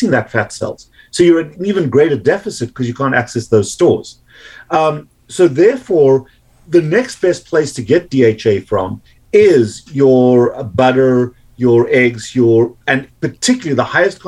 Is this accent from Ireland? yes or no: no; South Africa; now in United States; growing up in South Africa